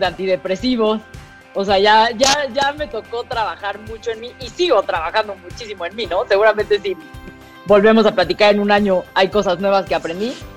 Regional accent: Mexico City, Mexico; accent: fresa; toda mi vida fui al francés del Pedregal

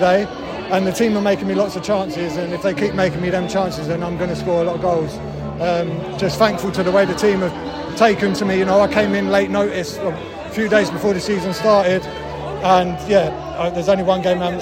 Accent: Ramsgate, South East England, United Kingdom; Captain on my hometown team

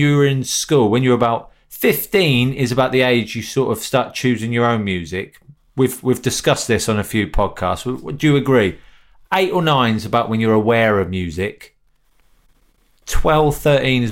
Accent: Northampton, East Midlands, United Kingdom

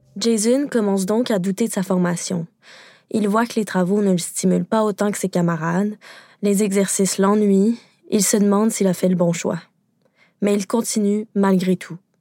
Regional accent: Quebec, Canada; au Québec, parce que oui, je suis québécoise

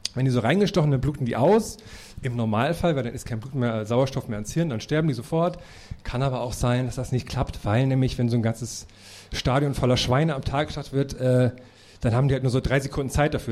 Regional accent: Thuringia, Germany; moved away; wenn ich in meine Thüringer Heimat fahre

